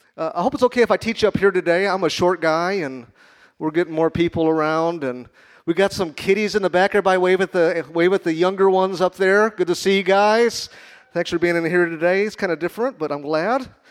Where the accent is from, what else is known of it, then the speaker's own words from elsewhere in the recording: Chicago, Illinois, United States; moved away; I'm from Chicago.